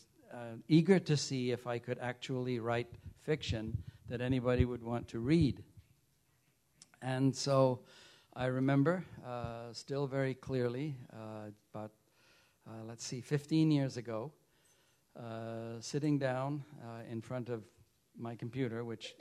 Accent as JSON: {"language": "English", "country": "United Kingdom", "tie": "born or raised there", "said": "You know, I grew up in the United Kingdom, and my parents, thank heavens, were both fascinated by language."}